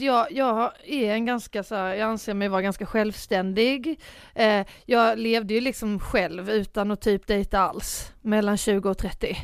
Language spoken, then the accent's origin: Swedish; Båstad, Skåne, Sweden; moved away; jag var hemma på Bjärehalvön och ja. Båstad som jag kommer ifrån, som mm. är ju mm. en ganska liten